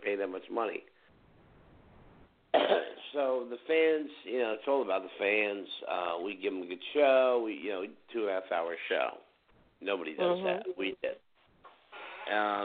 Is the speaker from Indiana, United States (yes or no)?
no; New Jersey, United States; growing up in Jersey